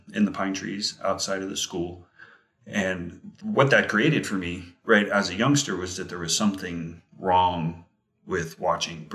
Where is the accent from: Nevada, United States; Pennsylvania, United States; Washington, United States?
Nevada, United States; Las Vegas; I grew up in Las Vegas before it had a million people.